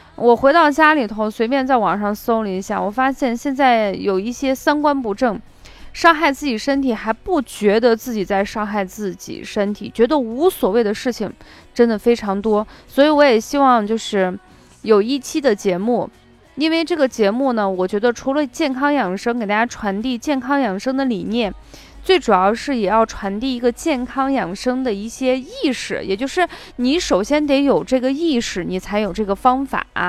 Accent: Shaanxi, China; accent: Shaanxi dialect; 我们陕西方言

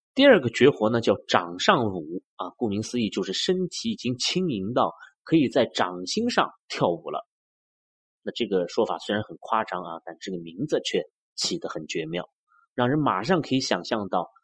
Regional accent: China; 我们中国人

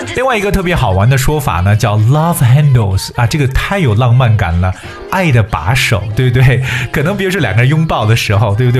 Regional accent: China; 我们中国人常讲的游泳圈

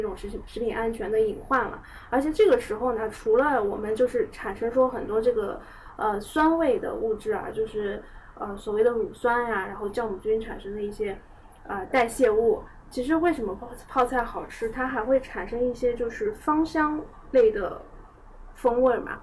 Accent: Northwest China, China; moved away; 在我们老家西北的话是十月中旬

